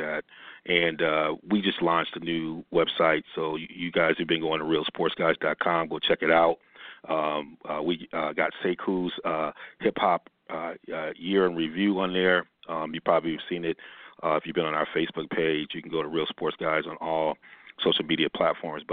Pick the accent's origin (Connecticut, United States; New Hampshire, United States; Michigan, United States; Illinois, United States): Michigan, United States; Ann Arbor; I grew up in Ann Arbor, Michigan.